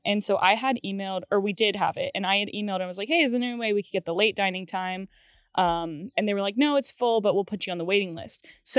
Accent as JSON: {"language": "English", "town": "Cary", "region": "North Carolina", "country": "United States", "tie": "born or raised there", "said": "I grew up in Cary and we're right near the train tracks in Cary."}